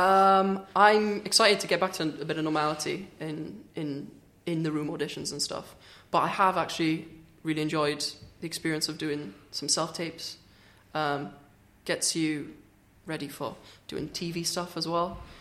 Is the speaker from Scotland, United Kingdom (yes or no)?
no; Swansea, Wales, United Kingdom; I'm from Swansea